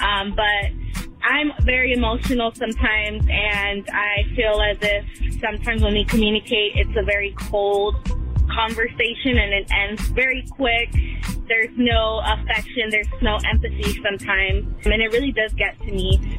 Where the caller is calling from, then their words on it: Los Angeles, California, United States; I'm 24 years old, and I'm calling from Los Angeles, California.